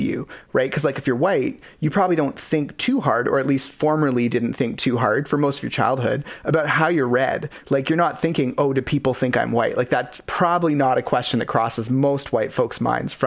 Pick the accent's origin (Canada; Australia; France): Canada; Ladner, British Columbia; we grew up in Latimer